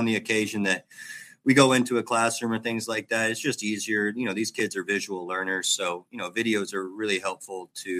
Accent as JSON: {"language": "English", "town": "Jacksonville", "region": "Texas", "country": "United States", "tie": "born or raised there", "also_born_or_lived": "Dallas, Texas", "said": "I'm from Jacksonville, Texas, small town over there by Tyler, Longview area"}